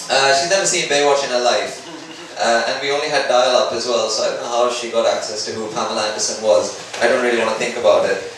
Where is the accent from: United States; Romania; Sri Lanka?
Sri Lanka; moved away as an adult; now in United Kingdom; I come from a third world country. I come from Sri Lanka.